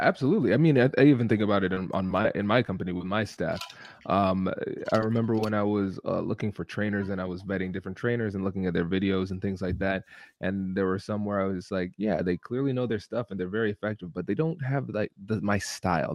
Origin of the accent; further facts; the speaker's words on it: Tiffin, Ohio, United States; accent: Caribbean; I'm a first generation Caribbean American. I grew up in Tiffin, Ohio, which is a small Midwestern town